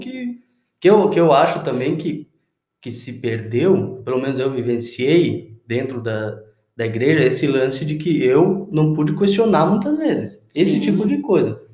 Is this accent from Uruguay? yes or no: yes; Uruguay; moved away; na igreja que eu cresci lá no Uruguai